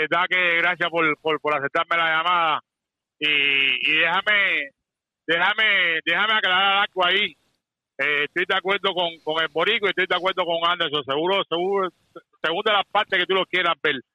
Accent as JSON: {"language": "Spanish", "region": "Havana", "country": "Cuba", "moved": "yes", "said": "yo soy de La Habana"}